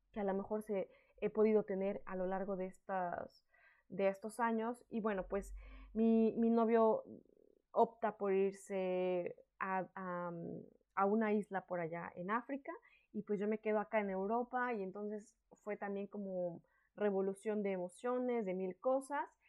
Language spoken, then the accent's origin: Spanish; Mexico; moved away as an adult; now in France; soy una mexicana en el extranjero